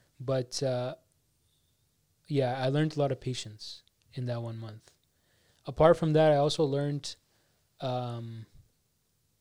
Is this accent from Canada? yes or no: yes; Canada; I come from Canada.